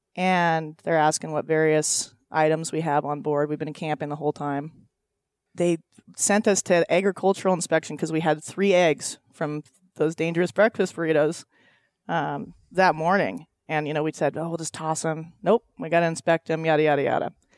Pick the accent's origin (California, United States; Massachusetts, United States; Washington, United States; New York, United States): Washington, United States; Loomis; I grew up on a ranch up in Washington, ten minutes south of the Canadian border